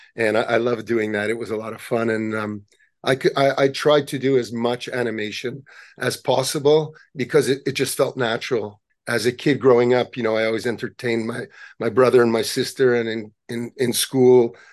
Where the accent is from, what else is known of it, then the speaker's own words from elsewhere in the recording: Montreal, Quebec, Canada; we grew up in Montreal